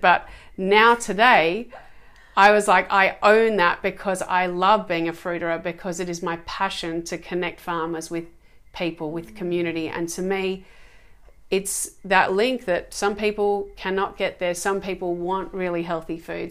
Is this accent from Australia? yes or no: yes; Australia; Australia, my um, where I was born, my home country